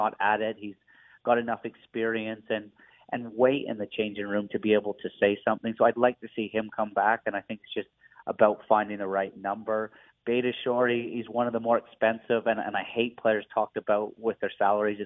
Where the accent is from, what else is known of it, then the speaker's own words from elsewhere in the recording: Vancouver, British Columbia, Canada; moved away as an adult; also born or lived in Toronto; I went through a trade from my hometown Vancouver to TFC